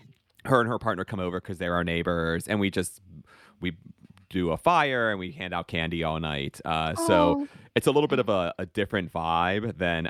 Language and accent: English; United States; accent: American; I am very American with my speech